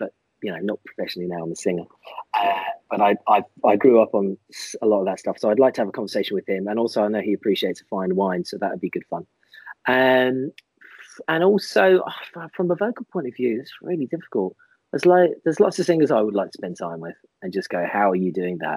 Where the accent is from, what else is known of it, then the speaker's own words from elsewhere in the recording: Ireland; I'm Irish